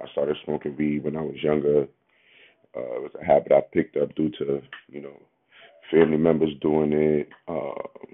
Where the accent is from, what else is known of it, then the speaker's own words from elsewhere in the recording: New York City, New York, United States; also born or lived in Bronx, New York; I'm from Harlem, New York. Born in Bronx, New York